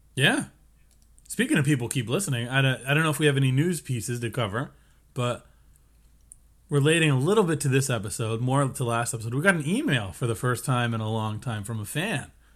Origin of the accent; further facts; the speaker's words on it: United States; we're American.